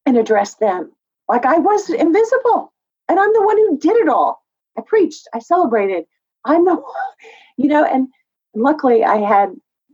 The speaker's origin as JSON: {"language": "English", "region": "West Texas", "country": "United States", "tie": "born or raised there", "said": "growing up in West Texas"}